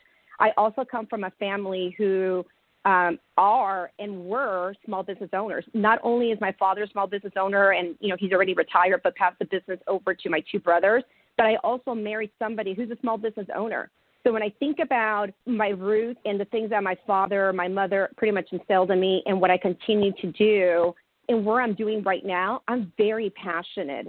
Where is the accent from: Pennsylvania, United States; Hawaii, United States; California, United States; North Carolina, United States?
California, United States; now in Houston, United States; I'm from California, even though I'm based in Houston, but I'm from California